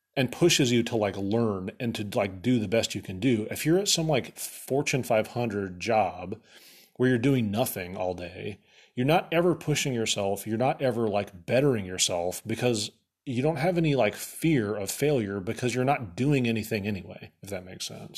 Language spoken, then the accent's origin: English; Atlantic, Iowa, United States; now in Omaha, United States; when I was a kid growing up in Atlantic, Iowa